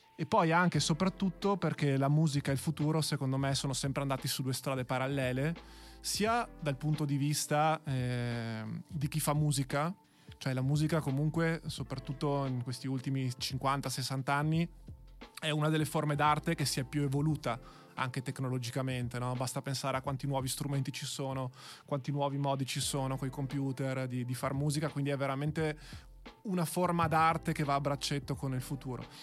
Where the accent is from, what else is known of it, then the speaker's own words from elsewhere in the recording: Verona, Veneto, Italy; io che ho fatto il Maffei come, come liceo, quindi sono veronese doc